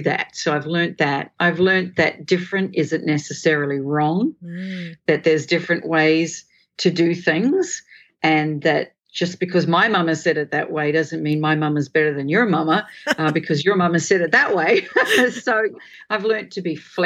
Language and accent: English; Australia; also born or lived in England; now in Singapore; I'm from Australia. We live in Singapore.